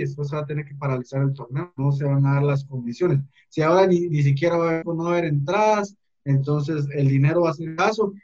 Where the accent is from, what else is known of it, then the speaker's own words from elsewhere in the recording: Guatemala; somos los guatemaltecos